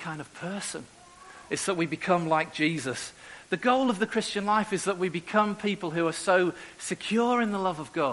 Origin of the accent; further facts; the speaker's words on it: Merseyside, North West England, United Kingdom; moved away as an adult; also born or lived in Eastern Europe; now in Newcastle, United Kingdom; I'm originally from Merseyside, and I went up to Newcastle when I was 18